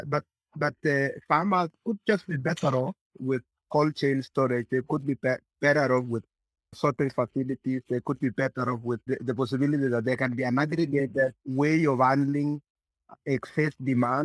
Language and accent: English; Maragua, Murang'a County, Kenya; I grew up in Maragua growing potatoes.